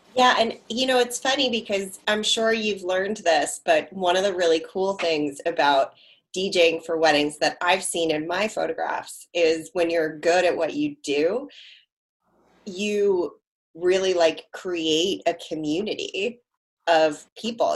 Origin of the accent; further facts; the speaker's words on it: Harford County, Maryland, United States; I grew up in like Harford County, Maryland